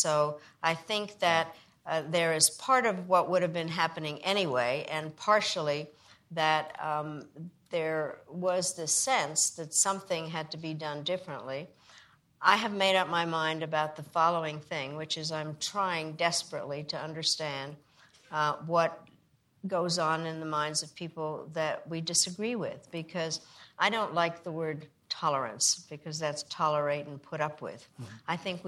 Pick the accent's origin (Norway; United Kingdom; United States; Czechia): Czechia; born there; I was born in Czechoslovakia